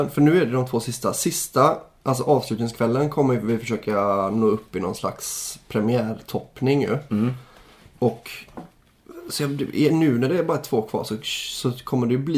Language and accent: Swedish; Trelleborg, Skåne, Sweden; jag är från som... Trelleborg